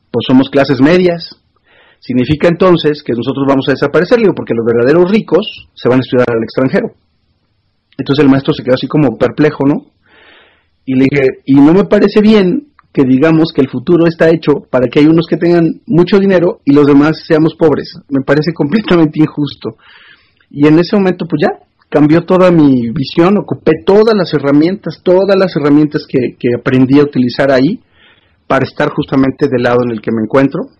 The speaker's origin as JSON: {"language": "Spanish", "town": "Córdoba", "region": "Veracruz", "country": "Mexico", "tie": "born or raised there", "said": "una posibilidad de trabajar en comunicación social de la ciudad natal de donde yo soy, Córdoba, gobernada por Acción Nacional en aquel momento"}